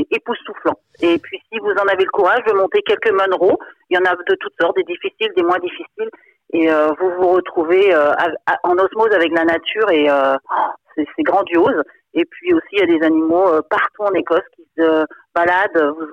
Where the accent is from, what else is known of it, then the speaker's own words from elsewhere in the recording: Brittany, France; Bon, moi, je suis bretonne. C'est vrai que nous, on a beaucoup de légendes aussi ici.